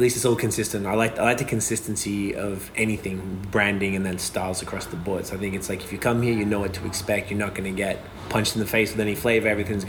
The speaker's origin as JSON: {"language": "English", "town": "Melbourne", "region": "Victoria", "country": "Australia", "tie": "born or raised there", "said": "I went to Ringwood High. I'm from Melbourne, Australia. I went to Ringwood High School"}